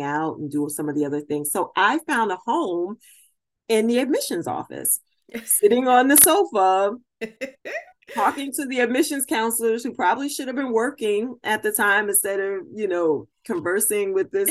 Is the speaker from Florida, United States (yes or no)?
no; Brooklyn, New York, United States; moved away as an adult; also born or lived in Albany, New York / Springfield, Massachusetts; I was born and raised in Brooklyn, New York